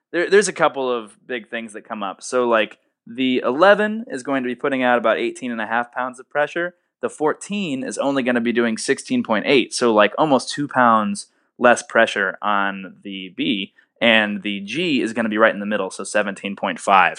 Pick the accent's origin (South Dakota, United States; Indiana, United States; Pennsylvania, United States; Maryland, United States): Indiana, United States; Indianapolis; moved away as an adult; now in Nashville, United States; I'm from Indianapolis originally, and I came down here to Nashville, Tennessee